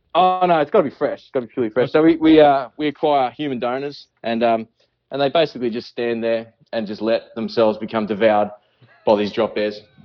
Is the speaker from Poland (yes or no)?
no; Australia; accent: Australian; I'm Australian